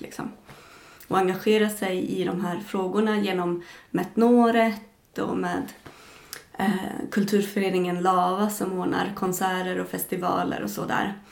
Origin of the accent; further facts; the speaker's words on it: Arboga, Västmanland, Sweden; now in Tornedalen, Sweden; Där jag växte upp också